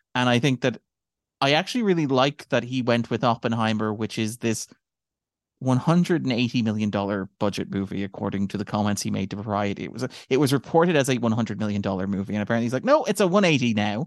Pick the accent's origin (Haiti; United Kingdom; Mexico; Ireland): Ireland; we are Irish people